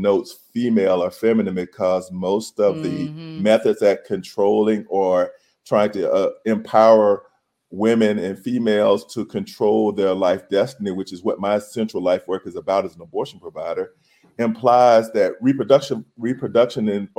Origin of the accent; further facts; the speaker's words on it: the South, United States; When I was a kid growing up in the South